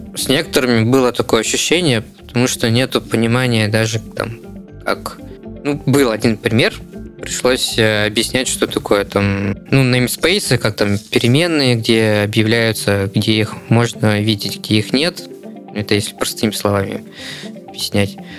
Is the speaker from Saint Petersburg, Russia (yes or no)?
no; Novokuznetsk, Kemerovo Oblast, Russia; moved away as an adult; now in Novosibirsk, Russia; я сам не из Новосибирска. Я вот конкретно э, сюда переехал, чтобы учиться. Переехал я из Новокузнецка.